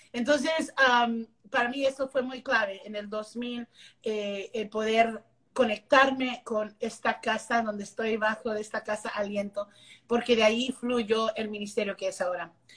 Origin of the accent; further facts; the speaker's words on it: Las Milpas, Texas, United States; first language English; Spanish is a second language; also born or lived in McAllen, Texas; now in Dallas, United States; nací en McAllen, pero crecí en un pueblito que se llama Las Milpas, Texas